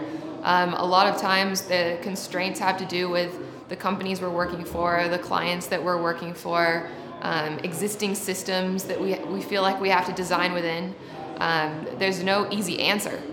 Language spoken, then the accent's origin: English; Seattle, Washington, United States; moved away; I'm from Seattle originally